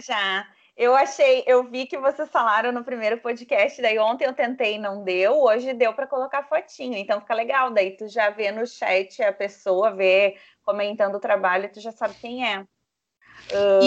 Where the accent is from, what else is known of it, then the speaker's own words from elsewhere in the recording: Santa Maria, Rio Grande do Sul, Brazil; Sou de Santa Maria